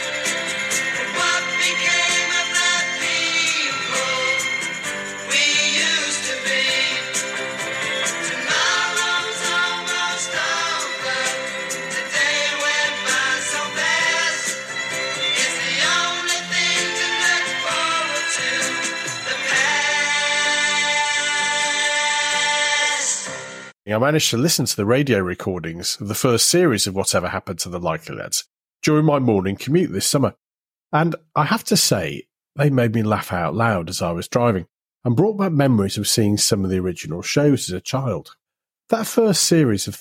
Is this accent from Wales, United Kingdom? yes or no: no; Warrington, North West England, United Kingdom; my hometown, Warrington